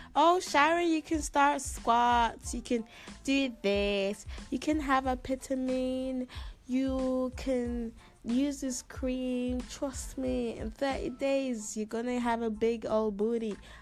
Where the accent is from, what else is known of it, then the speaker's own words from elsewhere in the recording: Ghana; moved away; also born or lived in Netherlands; I come from Ghana